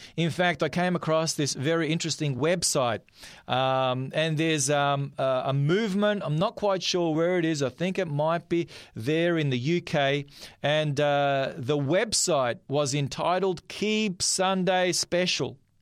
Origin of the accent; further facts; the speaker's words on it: North Macedonia; now in Australia; from the part of the world that I am, I'm from Macedonia